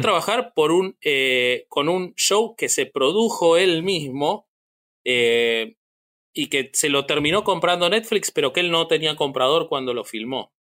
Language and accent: Spanish; Argentina; yo siendo de la Argentina